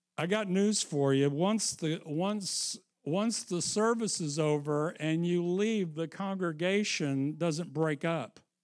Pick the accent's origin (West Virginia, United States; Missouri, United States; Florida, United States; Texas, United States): Missouri, United States; I'm from Missouri